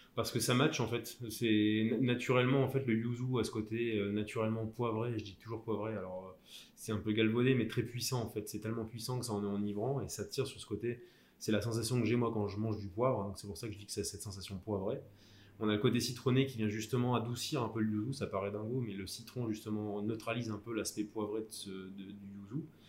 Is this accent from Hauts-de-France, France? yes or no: yes; Lille, Hauts-de-France, France; je suis originaire de la, du Nord, de, de Lille plus précisément, en tout cas la périphérie. J'ai passé tous mes diplômes et fait les trois quarts de ma formation dans, ma, dans ma région natale